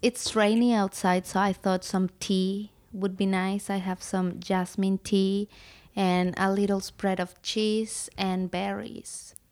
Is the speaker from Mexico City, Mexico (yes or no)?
no; Puebla, Mexico; moved away; I'm from Mexico. I grew up in a city called Puebla